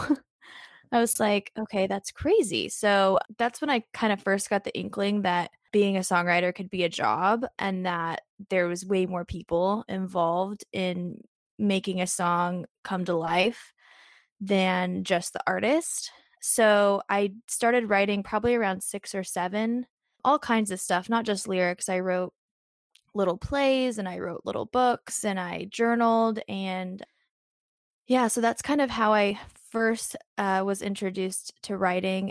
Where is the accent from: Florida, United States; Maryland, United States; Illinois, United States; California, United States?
Illinois, United States; Southern; now in Nashville, United States; I'm from Southern Illinois, which is just about three and a half hours north of Nashville, so it's not super far. Um, but yeah, I grew up there, very small town, very rural life